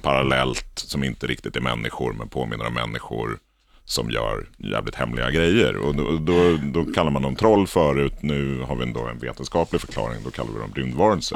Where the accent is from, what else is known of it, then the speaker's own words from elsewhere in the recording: Lidingö, Stockholm County, Sweden; jag började min bana som, eh, illustratör för Lidingö Tidning, där jag kommer ifrån, Lidingö